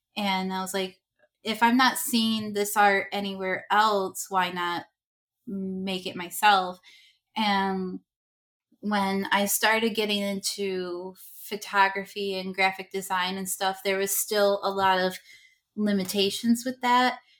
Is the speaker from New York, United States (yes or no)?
yes; Rochester, New York, United States; I'm from Rochester, New York